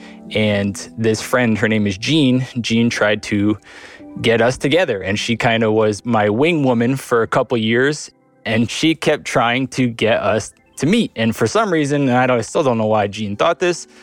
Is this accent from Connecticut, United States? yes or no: yes; North Branford, Connecticut, United States; I'm from North Brantford, Connecticut